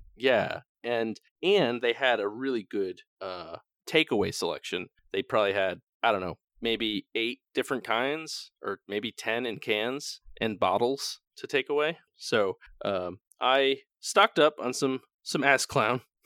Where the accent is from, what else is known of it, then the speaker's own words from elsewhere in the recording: New England, United States; moved away; we're from New England and New Englanders are kinda, kinda jerks